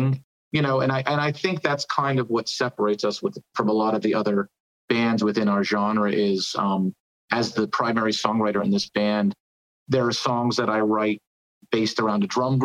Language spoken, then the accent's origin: English; New Jersey, United States; also born or lived in New York City; I'm from New Jersey originally